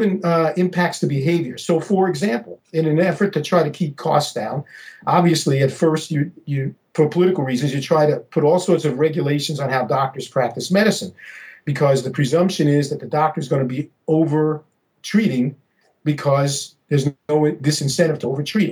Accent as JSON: {"language": "English", "town": "New York City", "region": "New York", "country": "United States", "tie": "born or raised there", "said": "when I was growing up in New York City in the 1960s"}